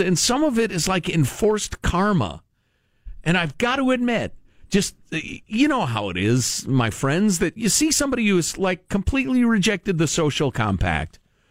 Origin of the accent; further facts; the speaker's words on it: United States; I'm American